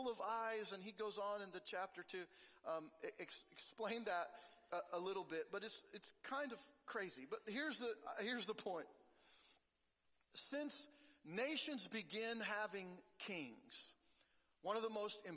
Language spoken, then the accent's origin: English; Oregon, United States; now in Kansas, United States; I grew up in Oregon